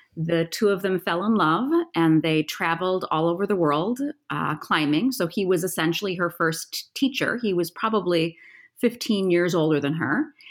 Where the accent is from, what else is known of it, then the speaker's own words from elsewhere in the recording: Appleton, Wisconsin, United States; moved away; also born or lived in Colorado; I'm from Appleton, Wisconsin